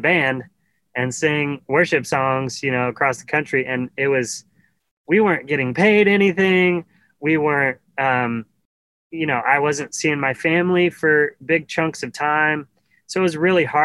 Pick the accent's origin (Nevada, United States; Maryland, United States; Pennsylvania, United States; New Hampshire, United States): Nevada, United States; Carson City; moved away as an adult; now in Nashville, United States; Carson City, Nevada was my hometown